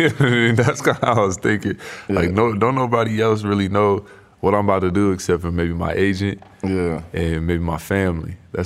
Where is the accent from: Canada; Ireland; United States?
United States; West Coast; I was 18 years old. I'm from the West Coast, too.